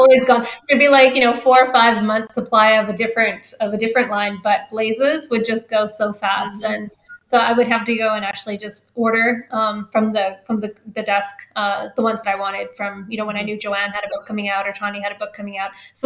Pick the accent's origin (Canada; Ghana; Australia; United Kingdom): Canada; since I'm Canadian